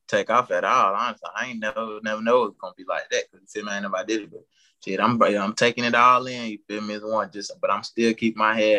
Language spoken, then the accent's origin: English; York, South Carolina, United States; I'm from York, South Carolina.